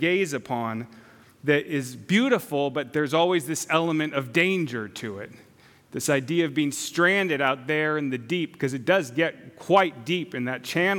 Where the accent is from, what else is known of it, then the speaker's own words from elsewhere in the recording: San Clemente, California, United States; also born or lived in Rancho Palos Verdes, California; I was born in San Clemente, California, a little beach town down the very southern tip of Orange County